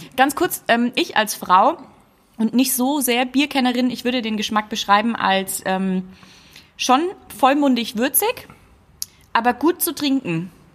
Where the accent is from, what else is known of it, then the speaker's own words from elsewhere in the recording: Nuremberg, Bavaria, Germany; ich bin ein waschechter Franke, ne? Ja, ja. Komm aus Nürnberg